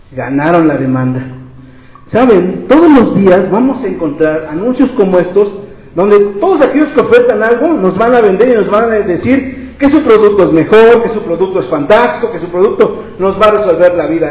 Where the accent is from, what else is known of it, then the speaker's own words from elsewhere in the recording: Mexico; como mexicanos